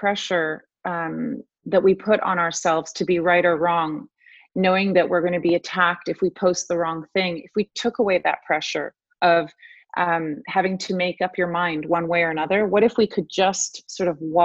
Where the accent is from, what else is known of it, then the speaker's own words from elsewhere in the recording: Buenos Aires, Argentina; also born or lived in Rome, Italy; now in Canada; I was born in Rome and then brought up in Buenos Aires in a civil war, and then ended up coming here not speaking a word of French.